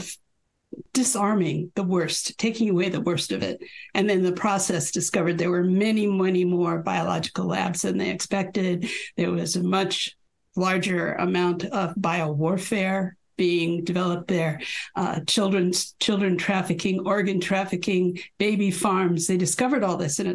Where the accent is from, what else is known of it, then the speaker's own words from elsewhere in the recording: United States; as an American, I was all over Russia and the former Soviet republics